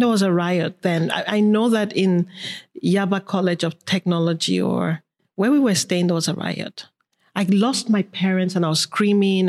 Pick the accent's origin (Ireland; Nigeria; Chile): Nigeria; Lagos; born or raised there; moved away; also born or lived in Kano, Nigeria / Paris, France